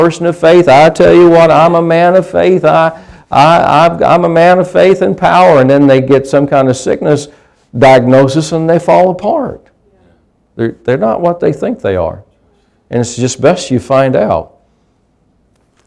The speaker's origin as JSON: {"language": "English", "country": "United States", "tie": "born or raised there", "said": "I grew up in a rural area. I grew up in Pike County"}